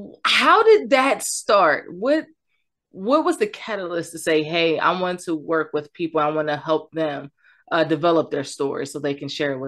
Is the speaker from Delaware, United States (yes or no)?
no; Voorhees, New Jersey, United States; I was born in Voorhees.